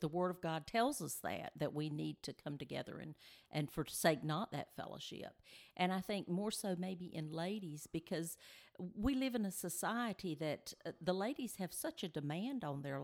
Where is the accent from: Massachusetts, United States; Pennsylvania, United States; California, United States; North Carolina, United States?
North Carolina, United States; Benson; we are originally from the Benson area, and uh, we're back home now. We live in, in Benson now